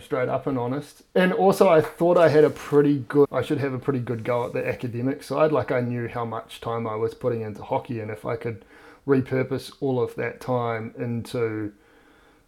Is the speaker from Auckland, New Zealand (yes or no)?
yes; Auckland, New Zealand; also born or lived in Dunedin; Grew up in Auckland, went to Rosmini College.